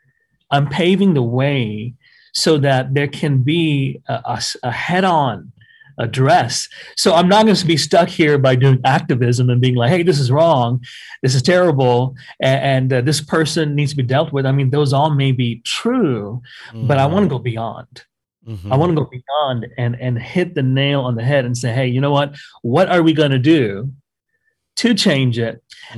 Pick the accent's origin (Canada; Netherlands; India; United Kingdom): Canada; I just tell them, hey, man, I'm Canadian. I can't vote.